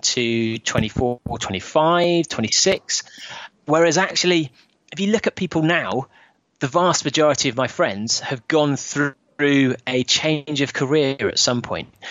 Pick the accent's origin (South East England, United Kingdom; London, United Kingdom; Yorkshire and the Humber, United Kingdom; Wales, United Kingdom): London, United Kingdom; me as as a Londoner